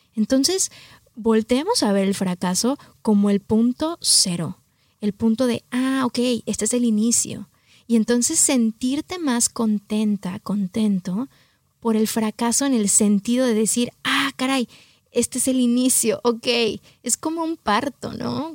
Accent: Mexico City, Mexico; moved away as an adult; also born or lived in New York; mexicana del Distrito Federal. Mi papá es oaxaqueño, mi mamá chilanguita

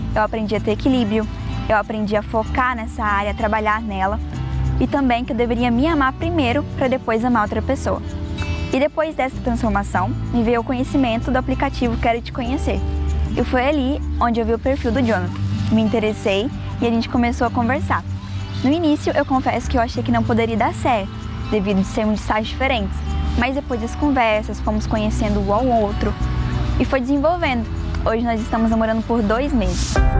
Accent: Catalão, Goiás, Brazil; tem 19 anos e sou de Catalão, Goiás.

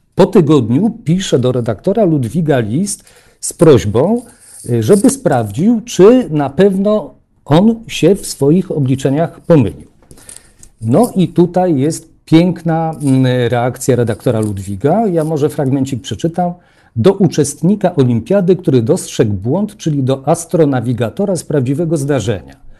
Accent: Warsaw, Masovian Voivodeship, Poland; Ja też pochodzę z Warszawy

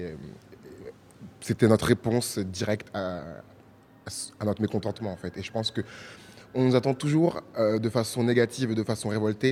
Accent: France; moved away as an adult; now in Brazil; je suis français, d'origine ivoirienne et béninoise et congolaise. Et du coup, je suis venu au Brésil pour faire mes études

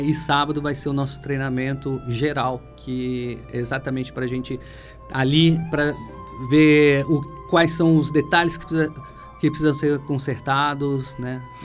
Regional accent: Ribeirão Preto, São Paulo, Brazil; moved away as an adult; now in Pará, Brazil; Natural de Ribeirão Preto.

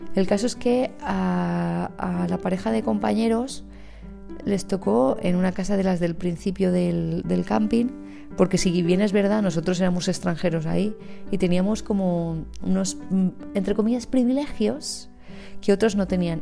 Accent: Valencian Community, Spain; aquí en nuestra, en nuestra terreta

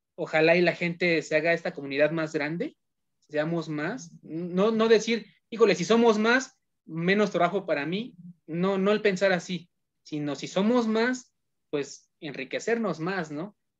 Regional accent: Hidalgo, Mexico; also born or lived in Tizayuca, Hidalgo; porque yo también soy de Hidalgo. Eh, oh, yo, estoy en, Tizayuca, Hidalgo.

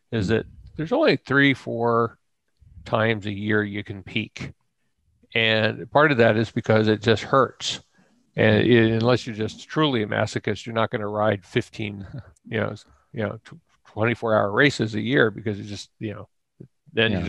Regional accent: Ohio, United States; I grew up in Ohio

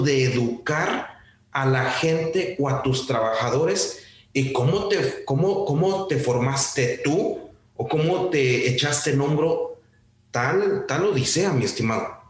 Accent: Mexico; somos mexicanos

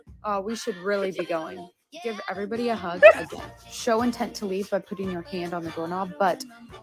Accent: California, United States; now in Midwest, United States; I was born and raised in California, and now I live in the Midwest.

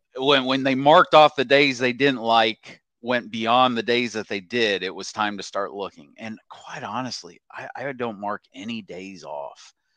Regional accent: Oklahoma, United States; moved away as an adult; also born or lived in Nashville / Dallas; born and raised in Oklahoma

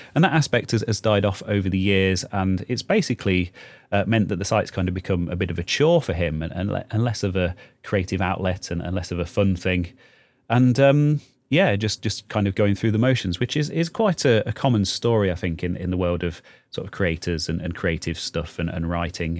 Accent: United Kingdom; we're British here.

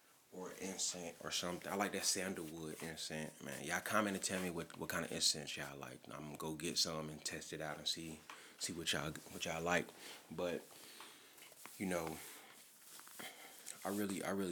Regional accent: St. Louis, Missouri, United States; I'm from St. Louis

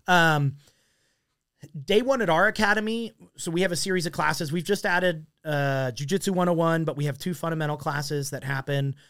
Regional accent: Mesa, Arizona, United States; I grew up in Mesa

